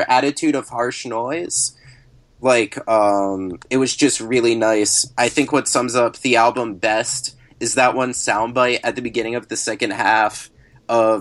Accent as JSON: {"language": "English", "region": "Maryland", "country": "United States", "tie": "born or raised there", "said": "my home state of Maryland"}